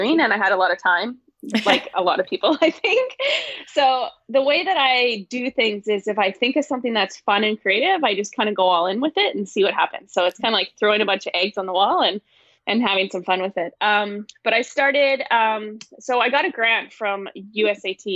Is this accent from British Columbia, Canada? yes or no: yes; northern British Columbia, Canada; moved away as an adult; also born or lived in Missouri; my hometown, which is way up north in BC